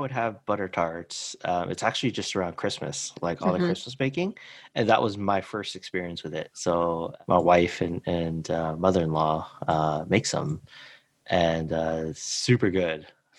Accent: United States; now in Canada; growing up in States

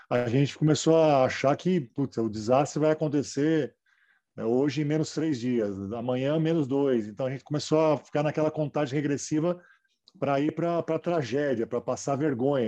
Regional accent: São Paulo, Brazil; Eu morava em São Paulo, meus pais eram de São Paulo e comecei a treinar no, no Pinheiros, categoria de base, no Sub-12

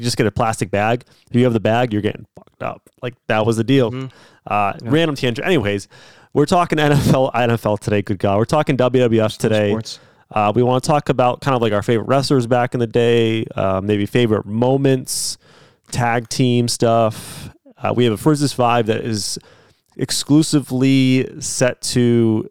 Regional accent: Central Florida, United States; growing up in Florida in middle school

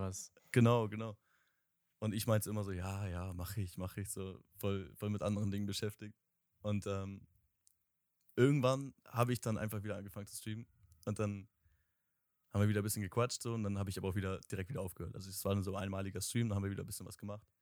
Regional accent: Bremen, Germany; ich komme aus Bremen tatsächlich, also Nähe Bremen

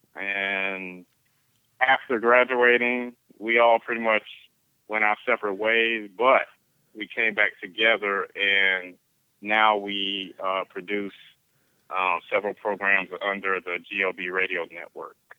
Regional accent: Beaufort, South Carolina, United States; the local um, TV station in my hometown of Beaufort, South Carolina

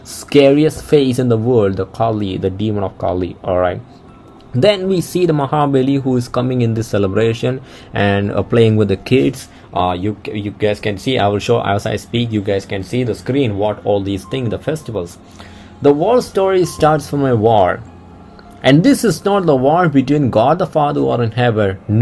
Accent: Kerala, India; first language Malayalam; English is a second language; Kerala belongs to a southern state where the language is Malayalam. So that's my mother tongue. All right, I'm coming from Kerala

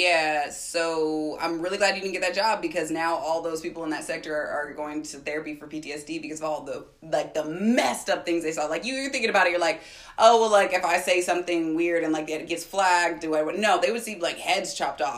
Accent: Bay Area, California, United States; I am from the Bay Area where Facebook is

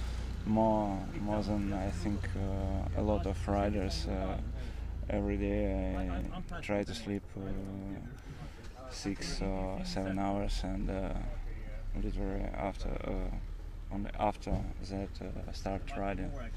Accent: Belarus; I'm from Belarus

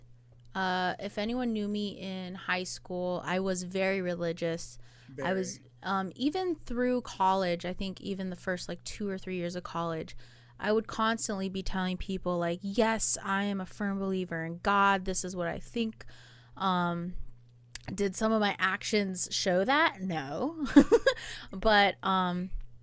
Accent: Hawaii, United States; now in Oahu, United States; I am Polynesian. I'm Hawaiian

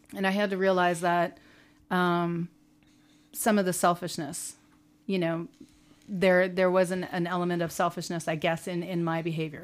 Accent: United States; we're American

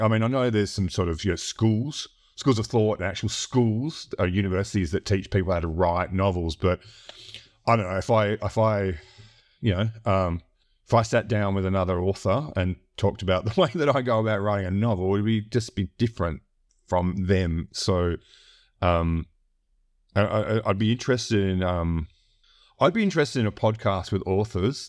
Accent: Australia; I grew up in a really remote area or you know capital city in in, in Australia

